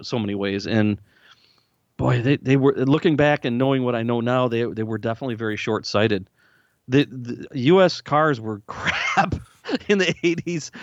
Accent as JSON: {"language": "English", "town": "Lansing", "region": "Michigan", "country": "United States", "tie": "born or raised there", "moved": "as an adult", "lives_now": "Nashville, United States", "said": "when I grew up in the Lansing, Michigan area"}